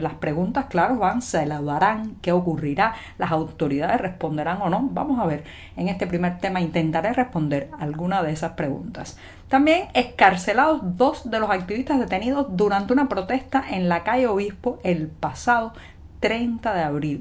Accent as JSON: {"language": "Spanish", "country": "Cuba", "said": "cubana, periodista, ciudadana"}